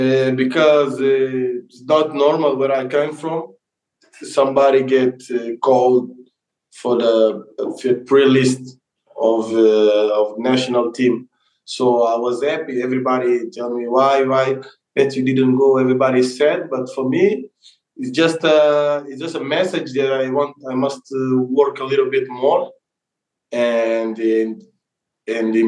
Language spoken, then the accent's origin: English; Portugal; moved away; I was born in Portugal